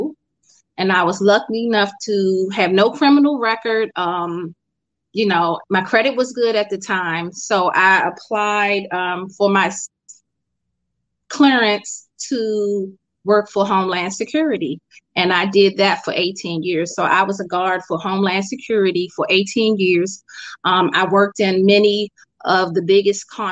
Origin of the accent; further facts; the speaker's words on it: Washington, District of Columbia, United States; moved away as an adult; now in Bowie, United States; I'm originally from Washington, D.C. I haven't lived there in about 10 years. So I'm in Maryland now